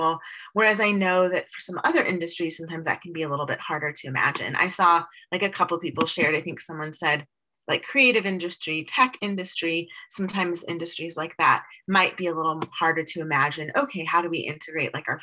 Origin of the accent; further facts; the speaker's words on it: St. Louis, Missouri, United States; moved away; I'm from St. Louis originally, so I know cold, gray weather